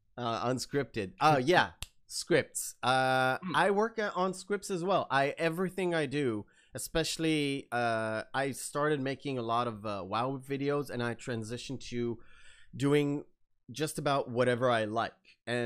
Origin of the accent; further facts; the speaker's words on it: Israel; English is a second language; I don't really have the Israeli famous I would say accent, or when I hear other Israelis speak, especially on TV, it's so obvious.